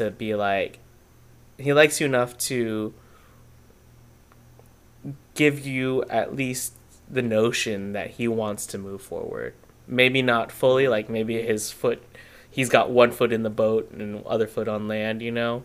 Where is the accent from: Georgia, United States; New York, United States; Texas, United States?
Texas, United States; me and you, we're both from Texas